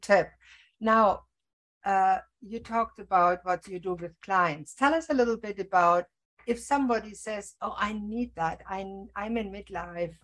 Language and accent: English; Germany; now in Canada; I was born in Germany